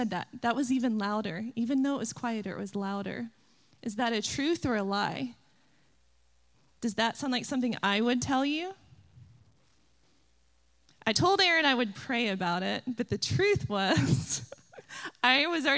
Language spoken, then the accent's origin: English; Oklahoma, United States; also born or lived in Illinois; I grew up in Oklahoma, football country